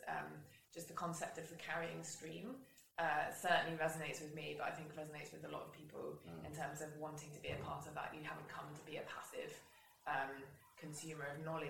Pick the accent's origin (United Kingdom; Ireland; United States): United Kingdom; England; now in Scotland, United Kingdom; as an English person who hasn't lived here very long